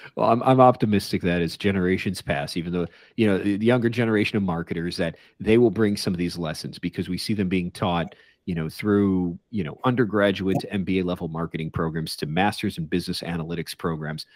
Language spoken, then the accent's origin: English; Chicago, Illinois, United States; I grew up in Chicago